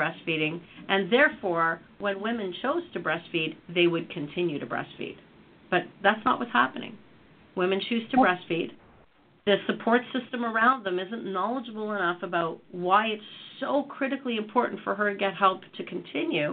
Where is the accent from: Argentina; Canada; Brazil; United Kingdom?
Canada; I come from Canada